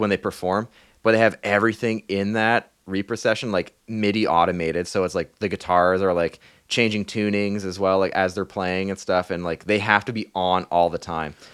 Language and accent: English; Thunder Bay, Ontario, Canada; moved away; I was in my hometown, uh, Thunder Bay